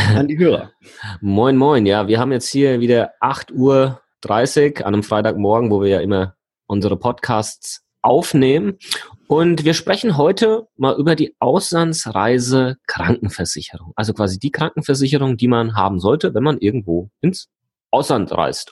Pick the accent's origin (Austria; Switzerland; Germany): Germany; ich komme aus Deutschland